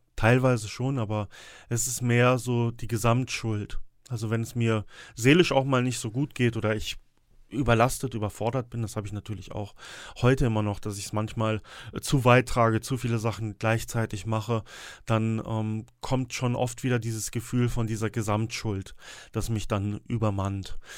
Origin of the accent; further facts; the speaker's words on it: Sauerland, North Rhine-Westphalia, Germany; hier bei uns im Sauerland